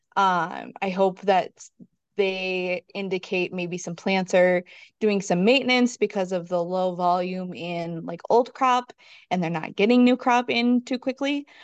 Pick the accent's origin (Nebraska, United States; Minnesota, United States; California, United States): Minnesota, United States; also born or lived in South Central North Dakota; now in North Dakota, United States; originally I'm from Minnesota